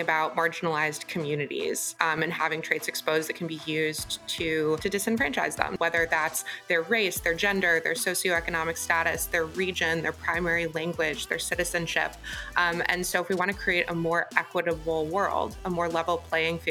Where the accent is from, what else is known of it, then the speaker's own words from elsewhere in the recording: Chesterland, Ohio, United States; moved away; I grew up just east of Cleveland in a town called Chesterland in Geauga County